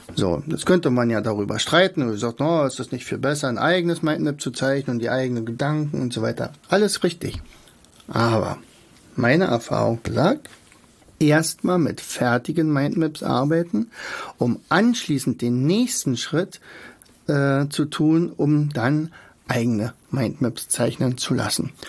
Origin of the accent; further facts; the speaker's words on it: Germany; bei uns in Deutschland